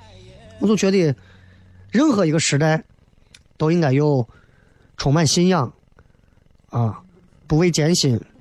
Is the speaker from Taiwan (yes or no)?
no; China; 我最讨厌这句话，就是说动不动说我们中国人没有信仰